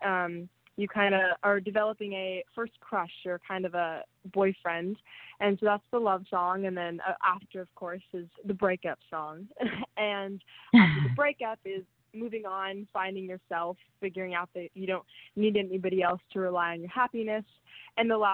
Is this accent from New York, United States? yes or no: no; Huntington Beach, California, United States; my hometown in Huntington Beach